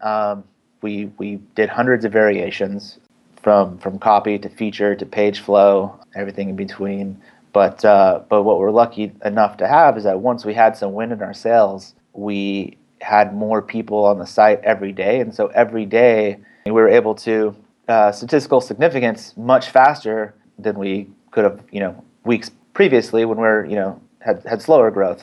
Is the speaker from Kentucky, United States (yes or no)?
no; San Francisco Bay Area, California, United States; from the Bay Area, San Francisco Bay Area, born and raised.